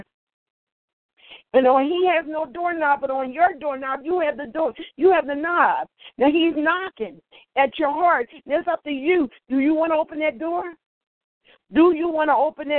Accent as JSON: {"language": "English", "town": "Philadelphia", "region": "Pennsylvania", "country": "United States", "tie": "born or raised there", "said": "I was born here in Philadelphia in the state of Pennsylvania"}